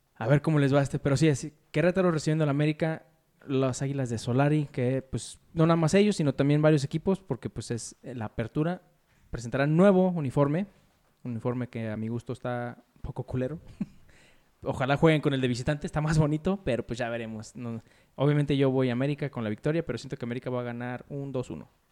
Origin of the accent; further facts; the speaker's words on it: Mexico; nosotros los mexicanos